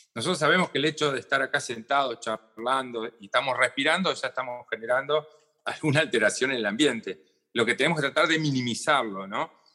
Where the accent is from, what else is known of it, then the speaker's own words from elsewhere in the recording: Argentina; estamos acá en el Cono